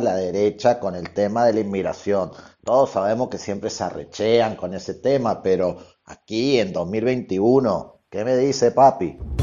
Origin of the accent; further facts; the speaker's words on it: Venezuela; moved away as an adult; now in Buenos Aires, Argentina; soy de Venezuela, pero vivo hace cinco años en Buenos Aires y voto aquí